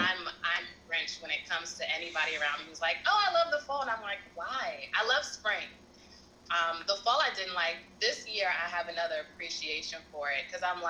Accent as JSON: {"language": "English", "town": "New York City", "region": "New York", "country": "United States", "tie": "born or raised there", "said": "I'm born and raised in Brooklyn, New York"}